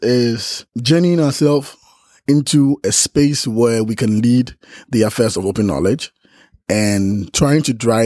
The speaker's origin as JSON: {"language": "English", "country": "Ghana", "said": "I'm from Ghana"}